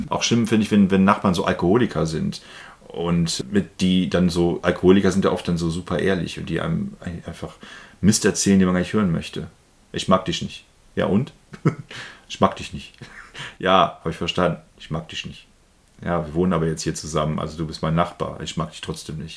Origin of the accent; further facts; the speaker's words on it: Germany; als Deutsche